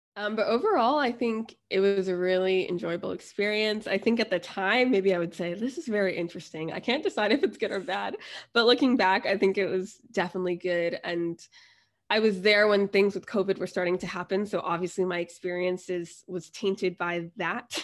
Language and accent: English; United States; moved away as an adult; also born or lived in New Jersey / Florida / Thailand / China; now in London, United Kingdom; I'm originally from New Jersey in Florida